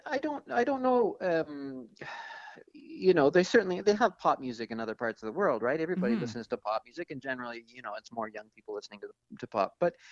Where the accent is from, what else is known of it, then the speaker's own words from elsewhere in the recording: Toronto, Ontario, Canada; I mean, I have to admit, when I was a kid in the 70s growing up in Toronto, it was a bit boring.